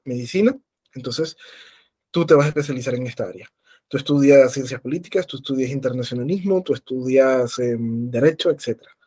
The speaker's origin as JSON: {"language": "Spanish", "country": "Venezuela", "said": "como venezolanos en este caso, pero también como latinoamericanos"}